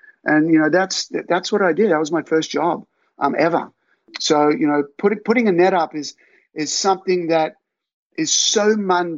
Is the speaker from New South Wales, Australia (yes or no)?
yes; Albury, New South Wales, Australia; I grew up in Forest Hill Avenue and, you know, you couldn't hope for a better childhood. You know, you're riding your bike around everywhere. You're in a country town